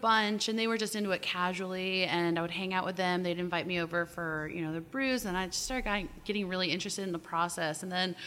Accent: Binghamton, New York, United States; moved away as an adult; now in Baltimore, United States; I'm originally from New York, born and raised

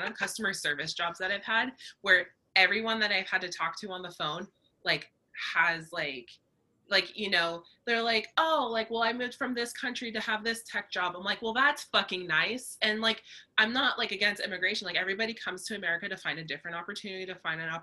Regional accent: California, United States; people who have lived here in California their whole lives are being driven out. Like I'm one of those people

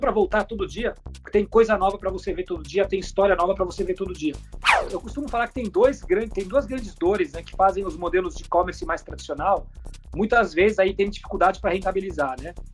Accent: Brazil; also born or lived in Germany; Eu nasci na Alemanha. É, meu pai, ele é chileno, alemão, e minha mãe é da República Dominicana. É, mas quando eu tinha um ano de idade, a minha família mudou para o Brasil e eu cresci no Brasil.

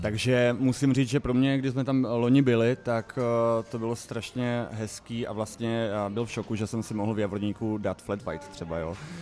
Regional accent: Ostrava, Moravian-Silesian Region, Czechia; born or raised there; moved away as an adult; also born or lived in Čadca, Slovakia; now in Prague, Czech Republic

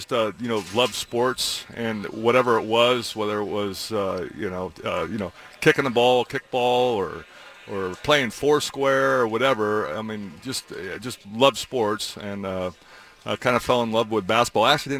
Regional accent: Eugene, Oregon, United States; you know, from Eugene

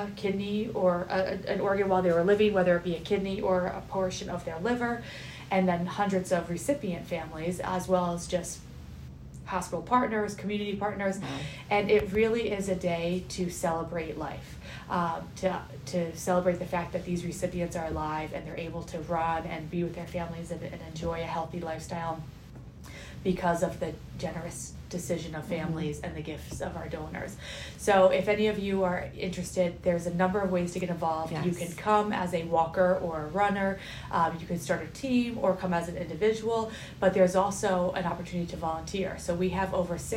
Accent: Millburn, New Jersey, United States; I grew up in Milburn

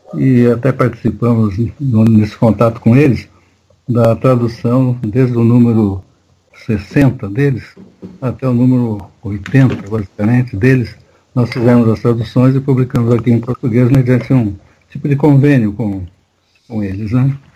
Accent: Marília, São Paulo, Brazil; born or raised there; also born or lived in São Carlos

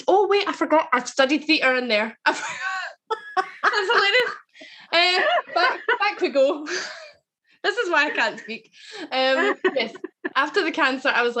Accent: Glasgow, Scotland, United Kingdom; I'm from Springburn in Glasgow. the scheme, so very working class. I grew up kind of normal

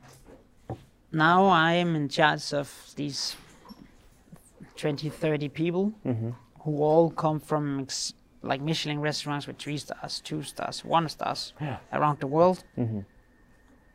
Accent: Denmark; now in Norway; the thing I mostly miss with Denmark is my friends, you know. Yeah. My friends from when I grew up

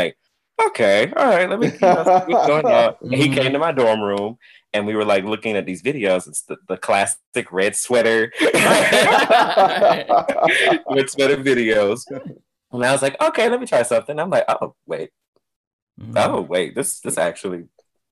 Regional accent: Atlanta, Georgia, United States; now in New York, United States; I'm from Atlanta

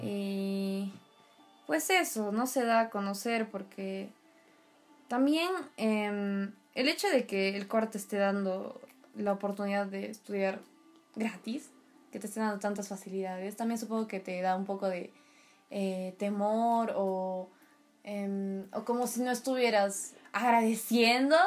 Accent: Peru; compartimos todos como peruanos

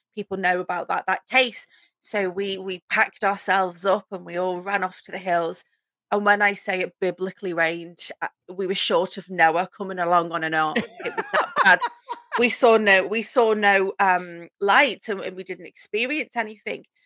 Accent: the Wirral, near Liverpool, North West England, United Kingdom; also born or lived in North Wales; I grew up um, just outside of Liverpool in a place called the Wirral, which kind of borders onto North Wales.

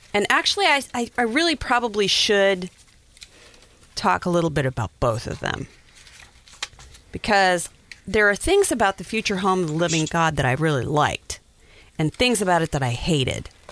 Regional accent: Wyoming, United States; I'm from Wyoming, so I had been around Native Americans for a long time

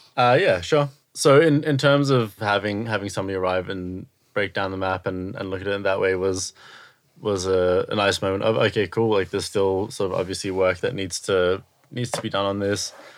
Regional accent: Australia; moved away as an adult; also born or lived in Israel; now in United Kingdom; I'm from Australia

